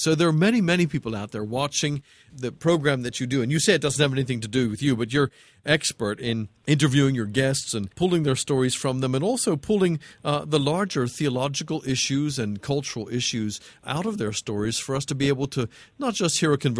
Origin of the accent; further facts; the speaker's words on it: Pennsylvania, United States; I was brought up in Pennsylvania in a fundamentalist Bible church.